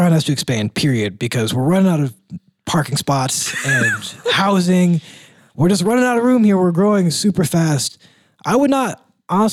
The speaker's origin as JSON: {"language": "English", "region": "Northern Indiana", "country": "United States", "said": "I'm from Northern Indiana"}